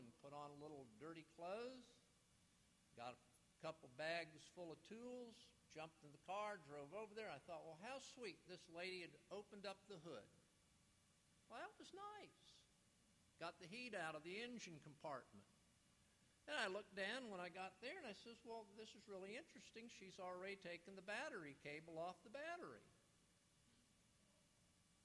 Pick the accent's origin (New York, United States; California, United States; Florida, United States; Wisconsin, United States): Florida, United States; South; moved away; I grew up in South Florida